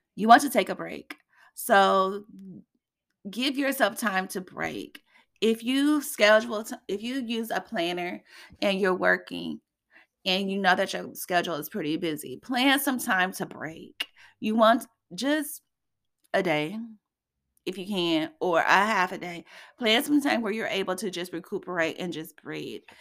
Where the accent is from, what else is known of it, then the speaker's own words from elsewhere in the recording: Indiana, United States; here in Indiana, in my hometown